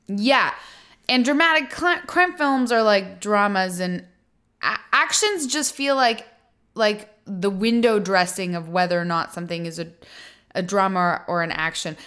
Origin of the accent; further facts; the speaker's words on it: Canada; now in United States; an expat of Canada